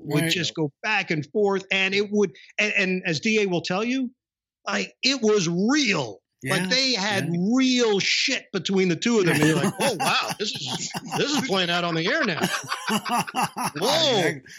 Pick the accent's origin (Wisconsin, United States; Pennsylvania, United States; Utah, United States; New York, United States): New York, United States; growing up in New York